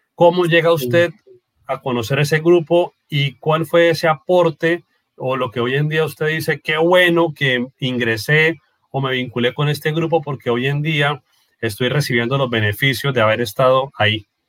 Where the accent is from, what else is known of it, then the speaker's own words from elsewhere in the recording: Norte de Santander, Colombia; nuestro departamento norte de Santander